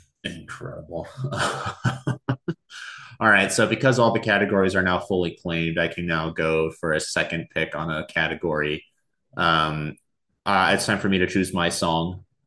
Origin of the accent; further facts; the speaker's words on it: New York, United States; I'm from New York.